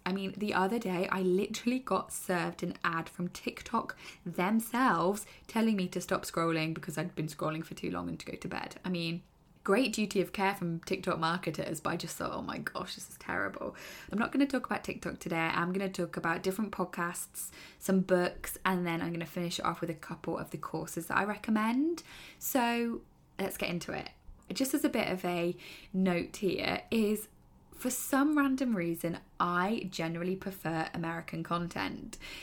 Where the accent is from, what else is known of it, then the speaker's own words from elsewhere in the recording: United Kingdom; I am British